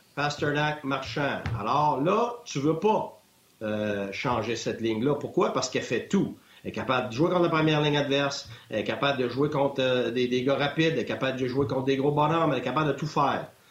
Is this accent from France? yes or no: no; Quebec, Canada; moved away as an adult; je viens du Québec